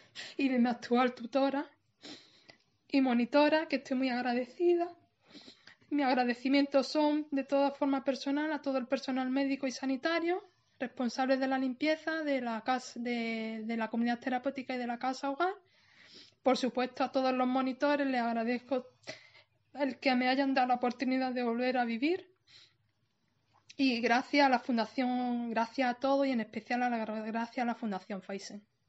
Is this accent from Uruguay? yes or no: no; Málaga, Andalusia, Spain; tengo 37 años y soy de Málaga Capital